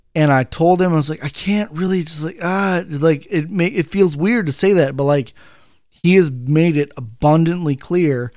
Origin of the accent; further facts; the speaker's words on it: Bakersfield, California, United States; moved away as an adult; I'm from Bakersfield